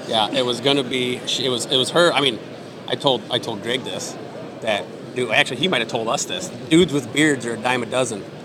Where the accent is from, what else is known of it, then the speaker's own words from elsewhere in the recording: Iowa, United States; moved away; also born or lived in Wisconsin; I grew up in Iowa.